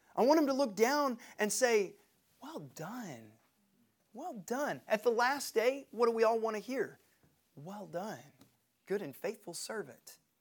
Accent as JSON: {"language": "English", "town": "Knoxville", "region": "Tennessee", "country": "United States", "said": "We're from Knoxville."}